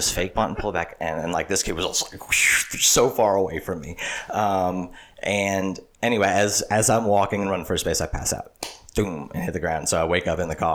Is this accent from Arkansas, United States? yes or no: no; Slidell, Louisiana, United States; my whole life in Slidell